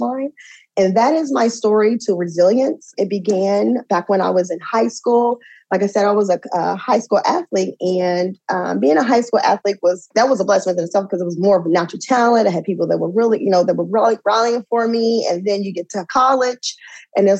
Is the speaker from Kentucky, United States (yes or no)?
yes; Lexington, Kentucky, United States; also born or lived in Illinois; I was born in Rancho, Illinois, but I was raised here in Lexington, Kentucky.